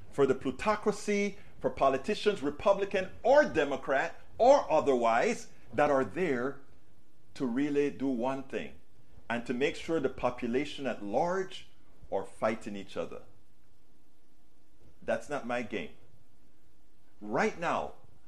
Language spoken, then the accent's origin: English; Panama; moved away; I was raised in Panama